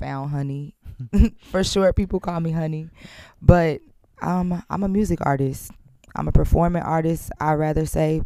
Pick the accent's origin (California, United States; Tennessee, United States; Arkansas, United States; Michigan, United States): Tennessee, United States; I'm from Tennessee.